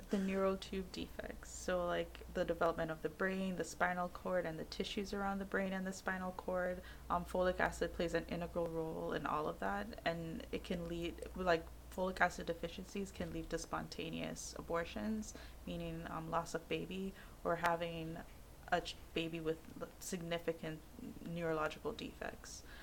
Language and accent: English; Jamaica; I'm Jamaican